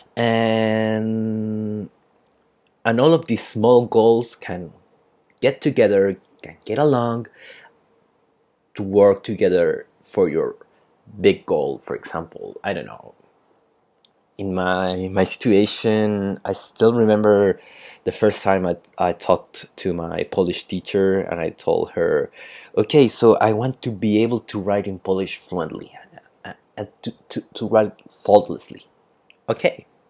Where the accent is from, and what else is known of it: Chile; English is a second language